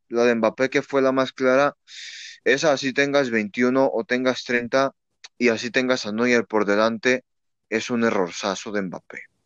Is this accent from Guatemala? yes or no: no; Mexico; aquí en México también pasamos por eso